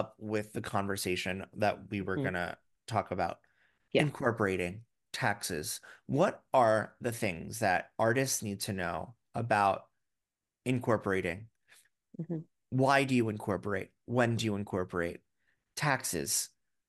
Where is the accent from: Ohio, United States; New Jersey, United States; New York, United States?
New York, United States; New York City; because I am a New Yorker and I am a proud New Yorker.